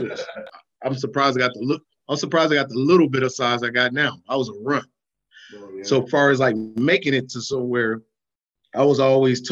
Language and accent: English; Minnesota, United States; also born or lived in Cleveland, Ohio; I'm originally from Cleveland. I was born in Cleveland, and I was raised in Minnesota